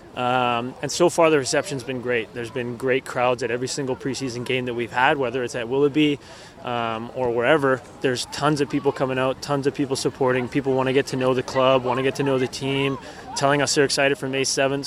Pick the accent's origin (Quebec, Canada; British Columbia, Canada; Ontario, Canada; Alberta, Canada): British Columbia, Canada; Vancouver; I'm fully focused here on Vancouver and super happy to be playing in my hometown